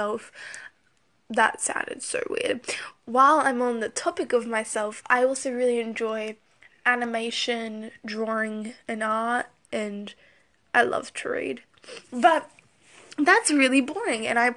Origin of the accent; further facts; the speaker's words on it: Australia; I'm Australian